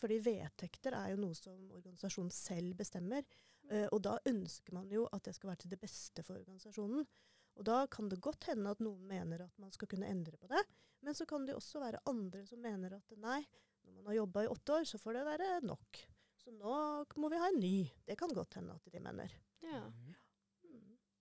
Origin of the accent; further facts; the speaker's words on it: Ørland, Trøndelag, Norway; also born or lived in Harstad; Jeg er fra Harstad, egentlig. Mm. Eh, men eh, oppvokst på Ørlandet.